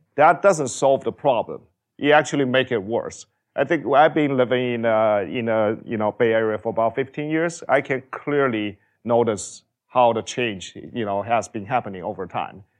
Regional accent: China; moved away as an adult; I grew up in China

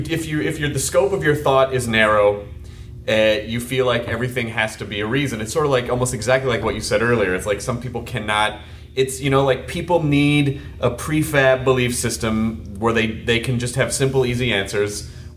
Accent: Tennessee, United States; It's all, it's like when you get really into the Bible Belt, where I'm from the South, you know. So yeah. I grew up in the Bible Belt.

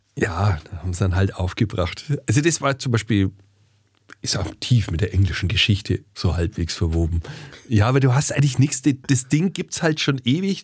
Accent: Franconia, Bavaria, Germany; accent: Franconian; ich als Franke

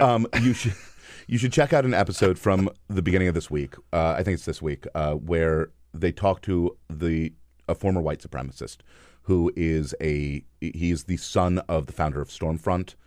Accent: East Coast, United States; also born or lived in Bryan-College Station, Texas / Washington, D.C.; I moved to the East Coast when I was three

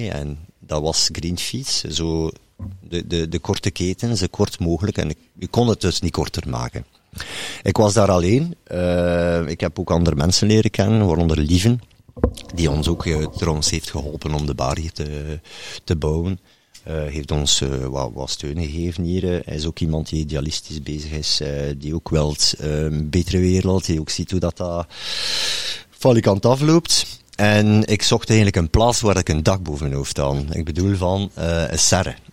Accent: Bredene, Flanders, Belgium; maar voor het kort te schetsen, ik kom uiteindelijk uit Bredene.

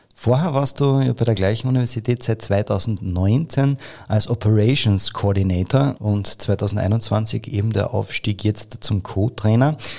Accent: Carinthia, Austria; bei uns in Kärnten

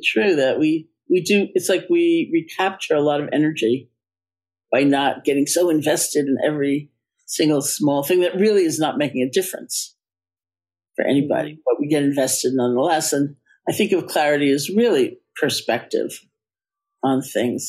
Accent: New York, United States; I am a New Yorker

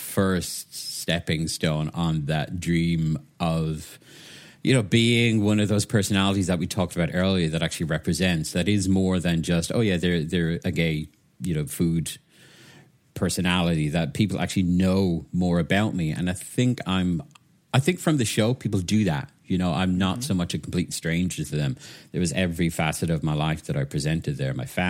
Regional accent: Waterford, Munster, Ireland; moved away as an adult; now in United Kingdom; I'm originally from Waterford in Southeast Ireland, so most people know of it through Waterford Crystal, glass that's made. Sadly, it's not made there anymore. But yeah, I was born there, spent most of my life there, and then I moved to the UK

